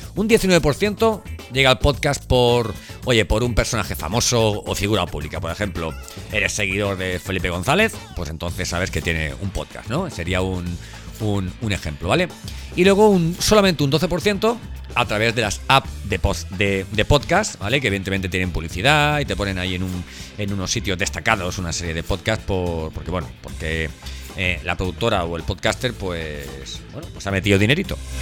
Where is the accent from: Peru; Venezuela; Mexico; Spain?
Spain; nuestro país